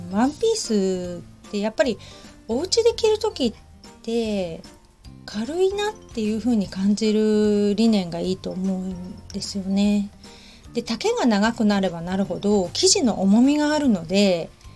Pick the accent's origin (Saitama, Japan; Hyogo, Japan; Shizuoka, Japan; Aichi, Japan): Shizuoka, Japan; Hamamatsu; now in Kamakura, Japan; 私浜松出身